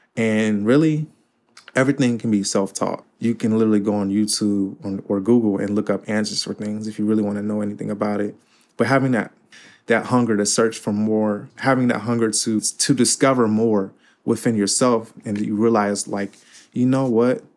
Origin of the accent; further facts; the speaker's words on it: Cincinnati, Ohio, United States; also born or lived in Fort Wayne, Indiana; I live in Cincinnati all my life